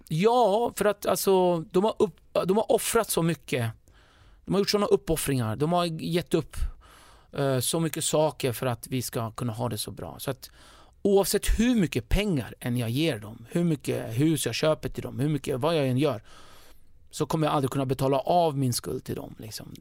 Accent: Stockholm, Stockholm County, Sweden; also born or lived in northern Kurdistan; jag är uppväxt i Rinkeby

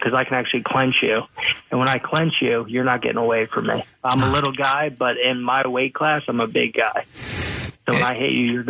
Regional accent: Pottstown, Pennsylvania, United States; I'm from Potts Grove.

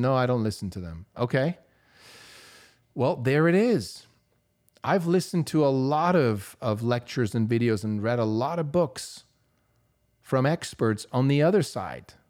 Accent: Switzerland; moved away as an adult; I grew up in Europe. I grew up in Switzerland, where at eighteen, I got to take my driver's license test

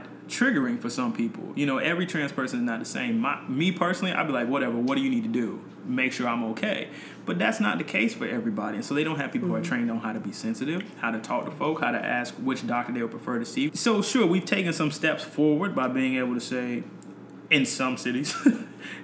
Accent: North Carolina, United States; moved away as an adult; I grew up in North Carolina

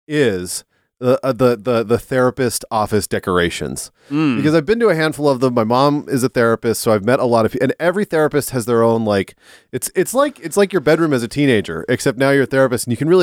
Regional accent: California, United States; I'm from California, so what do I know?

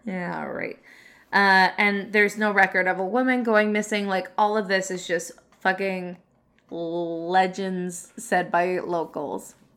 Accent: Canada; I'm from Canada

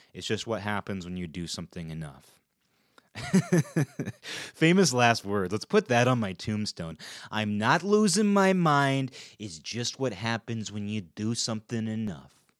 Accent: Kirkland, Washington, United States; at the time in which we grew up there

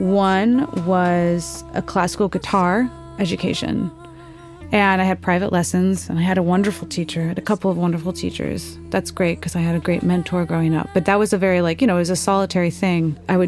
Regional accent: St. Louis, Missouri, United States; I am primarily a vocalist, and I play guitar. I grew up in St. Louis, Missouri.

